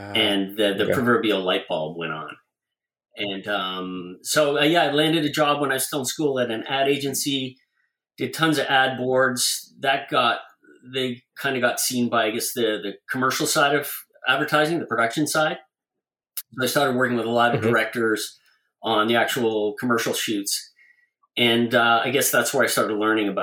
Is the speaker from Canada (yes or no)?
yes; Toronto, Ontario, Canada; Canadian storyboard artist, born and raised in Toronto.